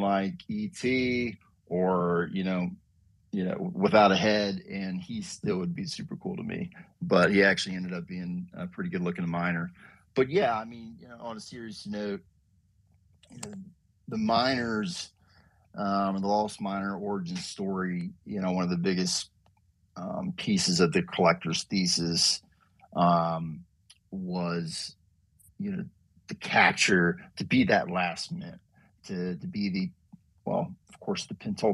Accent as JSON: {"language": "English", "region": "North Carolina", "country": "United States", "tie": "born or raised there", "said": "growing up in North Carolina"}